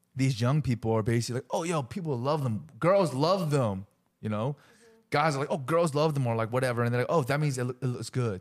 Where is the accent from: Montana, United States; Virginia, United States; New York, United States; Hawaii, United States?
Virginia, United States; Chester; growing up in Chester, Virginia, whoop, whoop, when we were kids